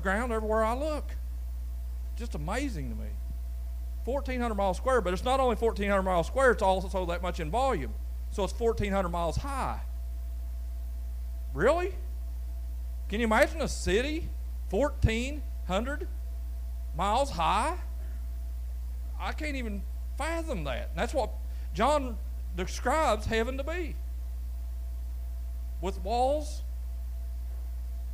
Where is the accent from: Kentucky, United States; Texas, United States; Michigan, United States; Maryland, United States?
Kentucky, United States; Brawley Creek; growing up on Brawley Creek that was gravel